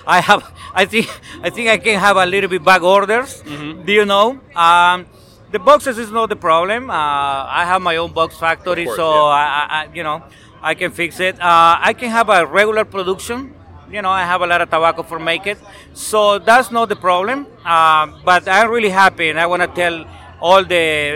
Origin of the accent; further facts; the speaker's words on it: Honduras; I'm making my cigar in Honduras. I am from Honduras